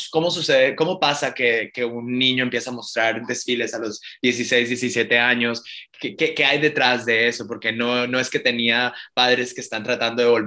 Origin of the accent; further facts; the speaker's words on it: Miami, Florida, United States; Y para mí esto es como un tributo, un, un homenaje, no solamente a mi niñez en South Beach, eh, y al arte de mi padre